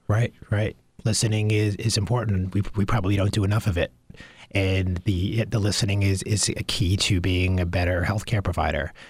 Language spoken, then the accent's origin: English; Long Island, New York, United States; I grew up on Long Island